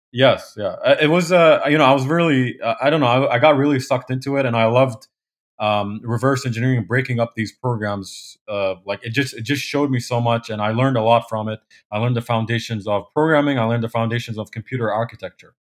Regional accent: Kuwait; moved away as an adult; also born or lived in Poland; now in New Jersey, United States; I grew up in, uh, Kuwait.

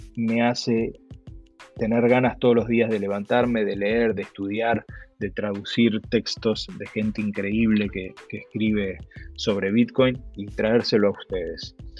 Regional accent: Argentina; accent: Argentine; moved away as an adult; por mi acento, eh, yo soy argentino, viví en Argentina los primeros 38 años de mi vida.

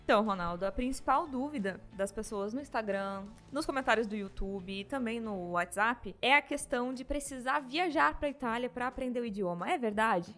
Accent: Brazil; Nunca, nunca saí do Brasil

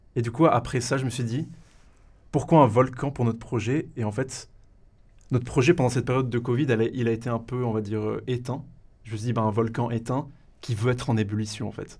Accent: Valais, Switzerland; je suis valaisan pure souche, origine de la raclette

